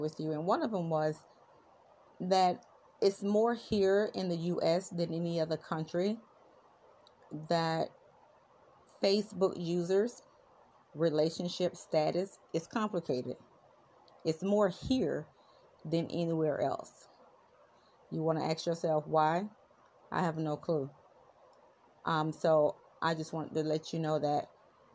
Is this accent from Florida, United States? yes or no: yes; South Florida, United States; I am from South Florida. I am in the beautiful city of Fort Lauderdale, Florida